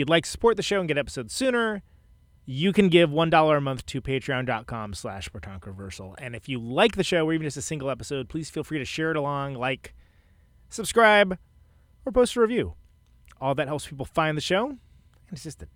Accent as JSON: {"language": "English", "area": "Bay Area", "region": "California", "country": "United States", "said": "I'm from the Bay Area"}